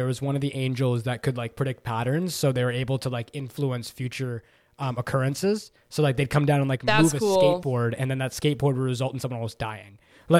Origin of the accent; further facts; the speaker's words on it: Toronto, Ontario, Canada; accent: Toronto; That's my Toronto accent.